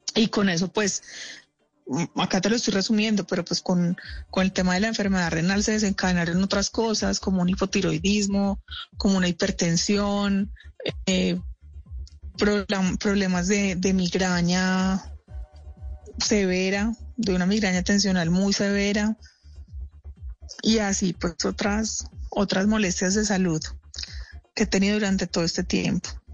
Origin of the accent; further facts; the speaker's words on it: Medellín, Antioquia, Colombia; moved away as an adult; now in Bogotá, Colombia; Yo, em, pues vivo en Bogotá hace 13 años. Soy de Medellín. En Medellín, pues estudié la carrera mía de producción de televisión.